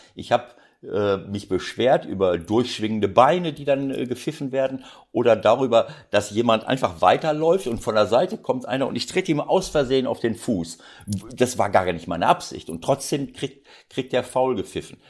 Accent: Bielefeld, North Rhine-Westphalia, Germany; now in Hamburg, Germany; es ist meine Heimat

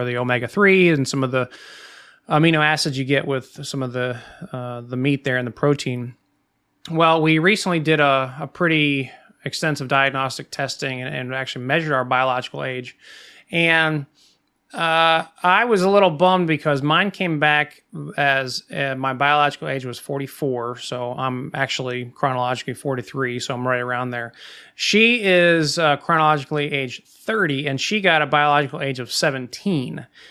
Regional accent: Midwest, United States; growing up in the Midwest

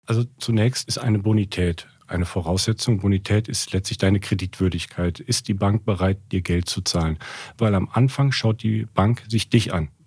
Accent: Cologne, North Rhine-Westphalia, Germany; also born or lived in Frankfurt; Ich habe angefangen 2007 in Köln bin auch Kölner, komm, komm daher, das ist so also mein Herzblut

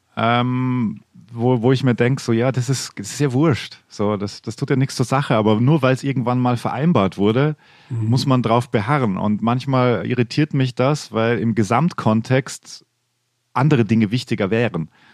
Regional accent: western Austria, Austria; moved away as an adult; also born or lived in Vienna, Austria; now in Germany; Also ich bin ja im Westen aufgewachsen und dann nach Wien gegangen.

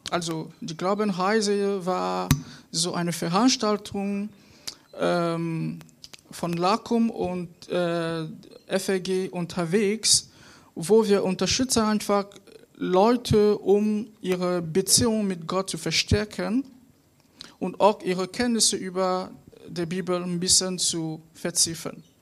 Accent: Cameroon; German is a second language; now in Mönchengladbach, Germany; ich komme aus Kamerun und äh, ich bin in Deutschland seit bald zwei Jahren.

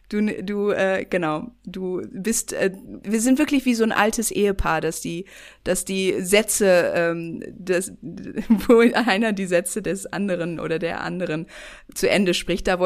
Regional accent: Germany; Ich bin nicht okay, in Deutschland aufgewachsen.

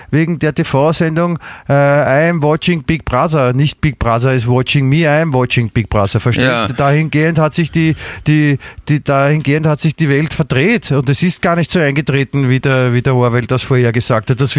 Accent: Vienna, Austria; Und da darf man auch, als Wiener darf man auch Motschkan verdammt noch einmal, ja.

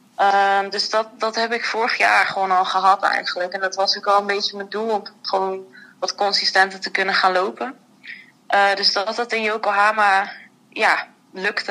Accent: Netherlands; wij als Nederlanders

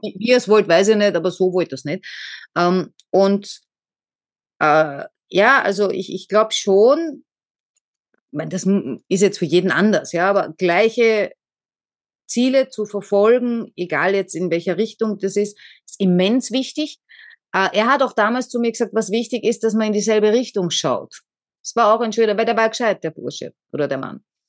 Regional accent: Austria; Also ich bin jetzt erst einmal weg aus Österreich, da war ich was, 19?

